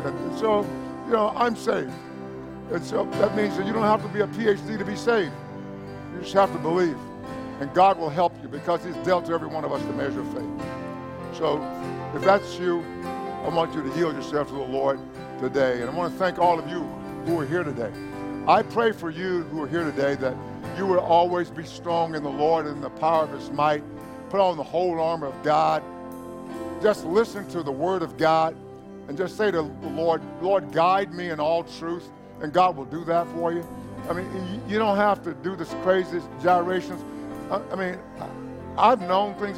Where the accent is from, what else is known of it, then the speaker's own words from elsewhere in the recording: East Texas, United States; now in South Texas, United States; where you came from, well, that would be East Texas.